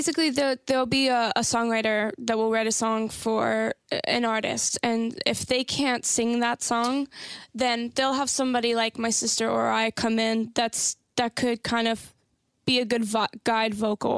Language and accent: English; Santa Clarita, California, United States; I grew up in Santa Clarita, California.